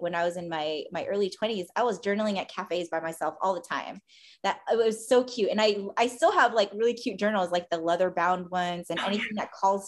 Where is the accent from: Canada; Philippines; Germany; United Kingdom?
Philippines; as a Filipino, we were all supposed to be nurses